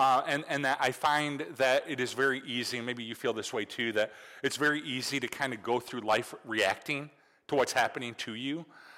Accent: Michigan, United States; It is really weird because, you know, growing up in Michigan, it's like the new year.

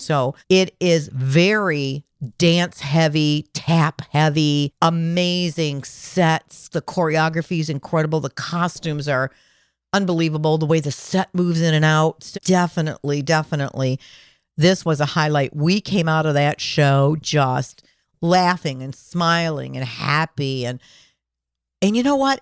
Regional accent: Michigan, United States; I'm from Michigan

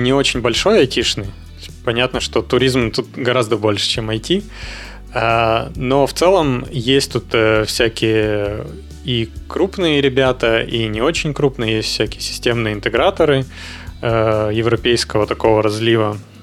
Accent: Yekaterinburg, Sverdlovsk Oblast, Russia; moved away as an adult; also born or lived in Moscow / Czech Republic; now in Barcelona, Spain; я родился в Екатеринбурге

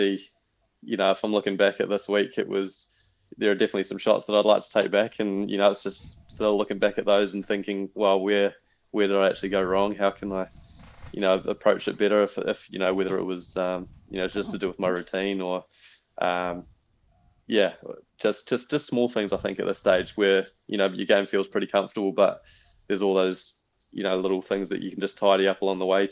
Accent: Wellington, New Zealand; growing up in Wellington, where, you know, the conditions are usually pretty harsh

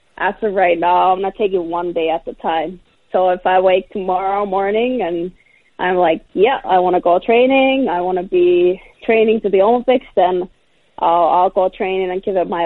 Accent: Finland; in Finland, in my hometown.

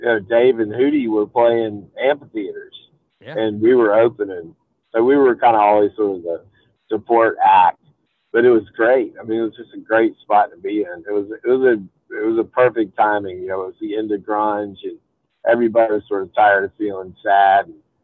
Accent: Greenville, South Carolina, United States; So I grew up in Greenville, South Carolina

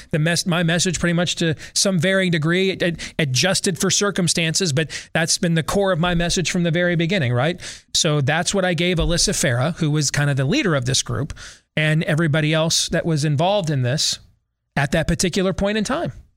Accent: United States; I'm an American

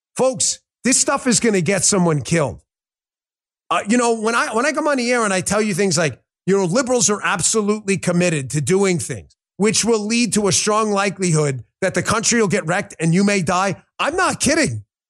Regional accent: the North, Northern United States, United States; as a Northerner

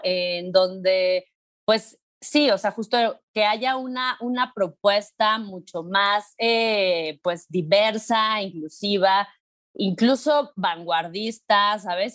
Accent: Mexico City, Mexico; soy una morra eh, de la Ciudad de México de 38 años

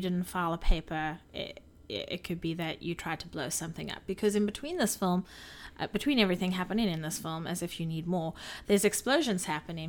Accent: South Africa; I'm a South African. I grew up with these animals forty minutes away from me.

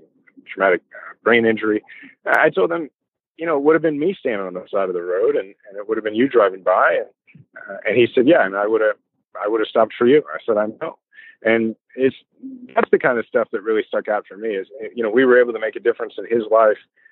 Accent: Kansas City, Missouri, United States; my family got to Kansas City in the 1880s. I'm a fifth generation Kansas Cityan

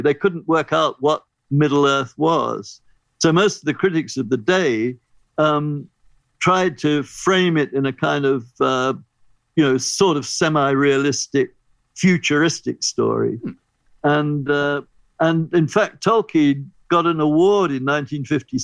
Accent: England, United Kingdom; as an English person who grew up with Children's Hour on the BBC

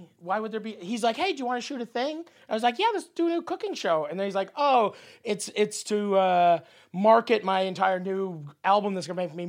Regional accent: Toronto, Ontario, Canada; I'm from Toronto.

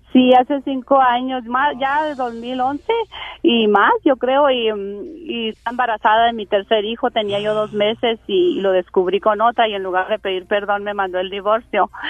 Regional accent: Delicias, Chihuahua, Mexico; Soy de Delicias Chihuahua

